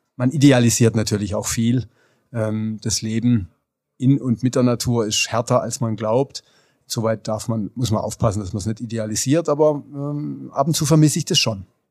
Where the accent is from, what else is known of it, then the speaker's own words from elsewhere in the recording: Oberrotweil, Baden-Württemberg, Germany; moved away; also born or lived in Freiburg; Ich bin gebürtiger Freiburger und bin in Oberrotweil in einem Wein- und Obstbaubetrieb aufgewachsen